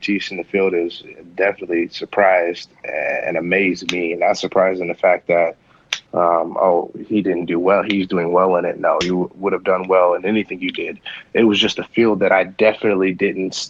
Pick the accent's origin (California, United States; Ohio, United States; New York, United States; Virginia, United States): Ohio, United States; my home state, Ohio